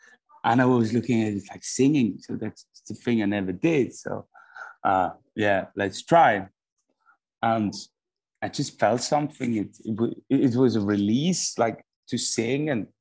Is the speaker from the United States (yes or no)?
no; Switzerland; also born or lived in Melbourne, Australia; And then when I came into first grade, they came to Switzerland